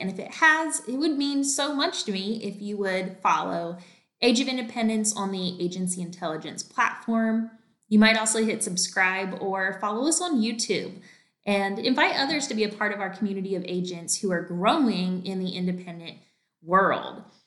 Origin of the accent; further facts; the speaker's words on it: North Carolina, United States; now in Texas, United States; I'm actually from North Carolina